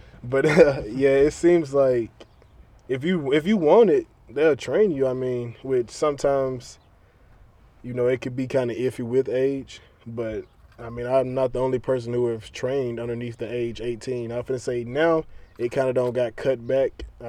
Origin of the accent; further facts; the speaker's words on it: Trenton, Tennessee, United States; It was a guy from my hometown in Trenton.